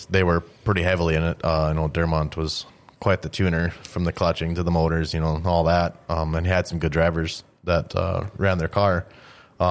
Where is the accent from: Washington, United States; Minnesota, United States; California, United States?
Minnesota, United States; Greenbush; I grew up in Greenbush, going to the track all the time